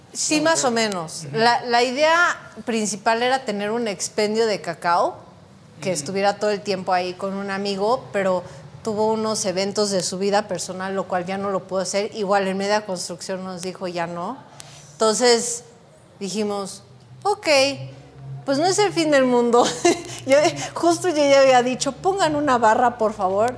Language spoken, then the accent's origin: Spanish; Texcoco, State of Mexico, Mexico; somos de Texcoco